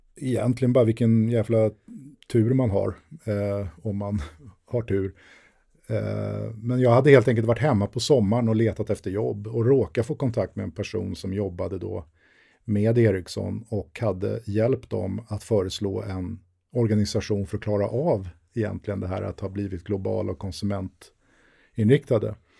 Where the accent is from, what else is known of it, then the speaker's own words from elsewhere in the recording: Sweden; jag var svensk men ändå hade varit ute i världen